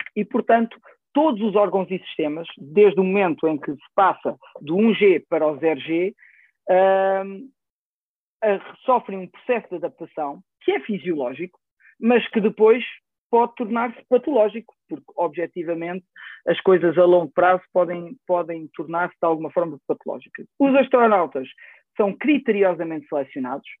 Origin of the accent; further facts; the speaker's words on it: Coimbra, Coimbra District, Portugal; also born or lived in France / Lisbon; nasci em França, os meus pais eram imigrantes e como, como tantos outros tantos portugueses e, e, e nas que tive lá os meus primeiros anos de vida depois entretanto houve uma decisão familiar de voltar para Portugal e, e fomos para Coimbra onde, onde cresci